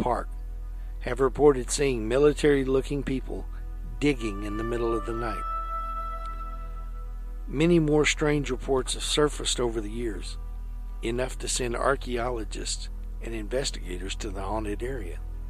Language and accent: English; Texas, United States; moved away; Back in my home state of Texas